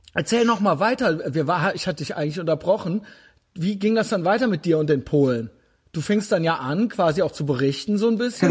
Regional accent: Germany; ich selbst bin auch Deutscher

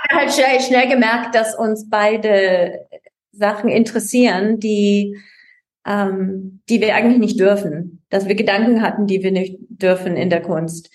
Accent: Vancouver, British Columbia, Canada; moved away; also born or lived in Vienna, Austria / Montreal, Canada; ich bin in Kanada, auf, in Vancouver aufgewachsen

